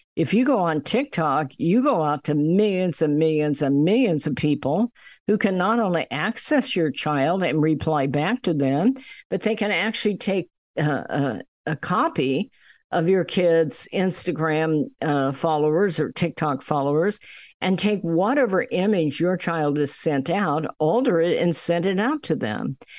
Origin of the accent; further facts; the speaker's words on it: United States; being an American